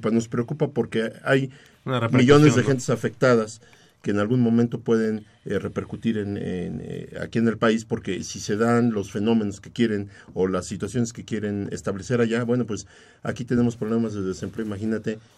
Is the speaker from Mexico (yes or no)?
yes; Mexico; Nuestra mentalidad tiene que estar más puesta aquí porque es nuestro país